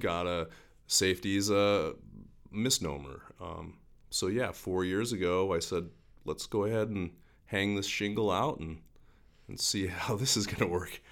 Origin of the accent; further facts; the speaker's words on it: Helena, Montana, United States; I grew up in Helena